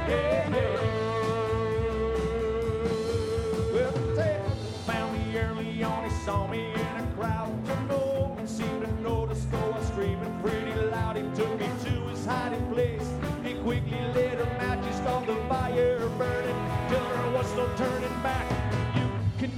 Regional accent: Garberville, California, United States; moved away as an adult; also born or lived in Davis; my hometown. Before I moved to Davis to go to school here many, many, many years ago, I lived up in Humboldt County, small town in southern Humboldt County

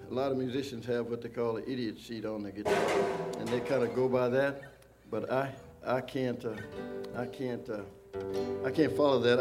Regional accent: Arkansas, United States; I was born in Arkansas

